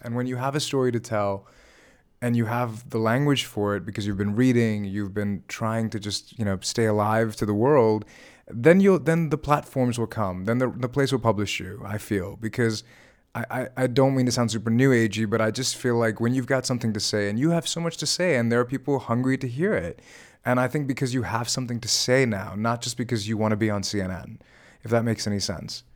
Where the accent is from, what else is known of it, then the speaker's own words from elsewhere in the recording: Virginia, United States; growing up in Virginia where I grew up